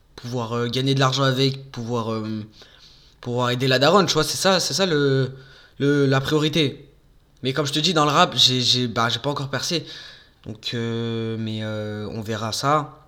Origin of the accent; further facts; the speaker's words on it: Marseille, Provence-Alpes-Côte d'Azur, France; moved away; also born or lived in Bourgoin-Jallieu; moi, je suis né à Marseille. J'habitais euh, pendant 12 ans à Marseille j'ai fait ma vie à Marseille